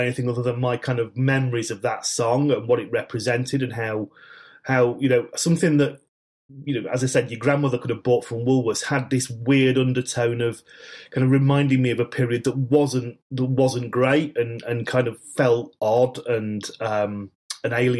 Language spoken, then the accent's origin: English; Manchester, North West England, United Kingdom; grew up in Manchester in the 1970s